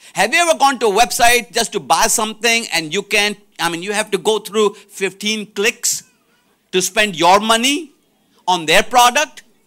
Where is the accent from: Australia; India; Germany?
India; moved away; I'm from India